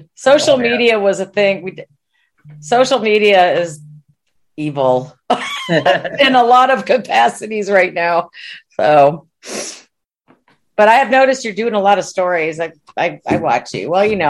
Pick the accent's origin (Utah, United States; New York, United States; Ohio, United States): New York, United States; now in Texas, United States; You'll be a confused New Yorker like I am. I'm down here in Texas.